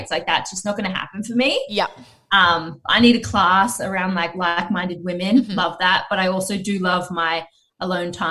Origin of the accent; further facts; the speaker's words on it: Gold Coast, Queensland, Australia; I grew up here on the Gold Coast and I was, you know, I went to All Saints Anglican School.